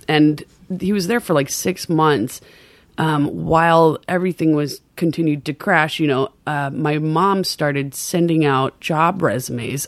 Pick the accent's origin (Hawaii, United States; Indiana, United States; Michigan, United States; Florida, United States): Hawaii, United States; Maui; accent: Pidgin; moved away; also born or lived in Anaheim, California; I grew up in a real local Hawaiian town on Maui